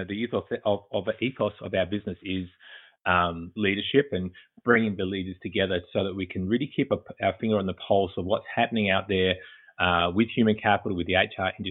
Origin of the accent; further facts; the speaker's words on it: Australia; moved away as an adult; now in Boston, United States; as you may pick up from the accent, I'm originally from Australia. I currently reside in Boston, Massachusetts